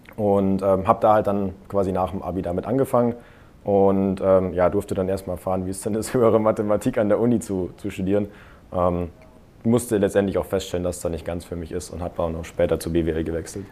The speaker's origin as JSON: {"language": "German", "area": "near Munich", "region": "Bavaria", "country": "Germany", "tie": "born or raised there", "lives_now": "Augsburg, Germany", "said": "meine Heimatstadt ist ein bisschen in der Nähe von München"}